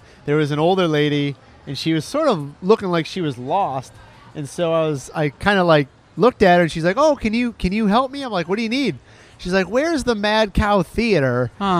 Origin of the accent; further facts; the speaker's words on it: Detroit, Michigan, United States; now in Orlando, United States; My hometown of Detroit